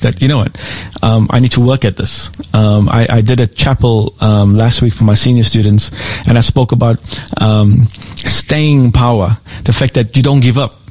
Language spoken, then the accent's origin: English; South Africa; moved away as an adult; also born or lived in South Korea / Philippines; now in Australia; I am born and raised in South Africa.